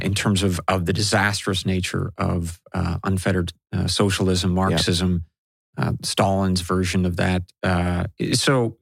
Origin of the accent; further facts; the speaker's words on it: Pacific Northwest, United States; growing up in the Pacific Northwest in the 80s and the 90s